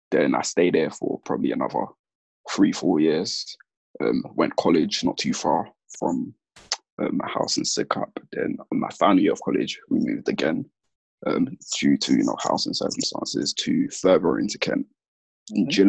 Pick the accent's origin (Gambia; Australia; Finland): Gambia; born there; so I was born in Gambia or the Gambia, which is west coast of Africa.